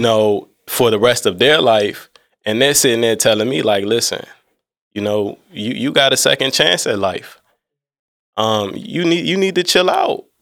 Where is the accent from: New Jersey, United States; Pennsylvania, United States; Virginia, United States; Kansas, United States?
Virginia, United States; Alexandria; I'm from Alexandria, Virginia.